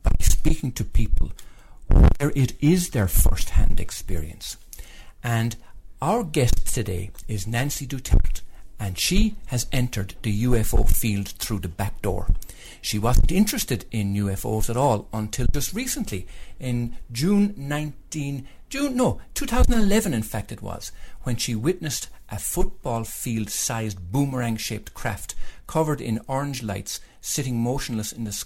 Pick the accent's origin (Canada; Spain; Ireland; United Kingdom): Ireland; now in United States; I'm Irish.